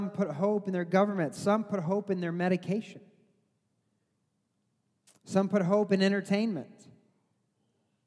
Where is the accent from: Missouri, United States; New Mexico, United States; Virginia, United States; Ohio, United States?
Missouri, United States; I grew up in Missouri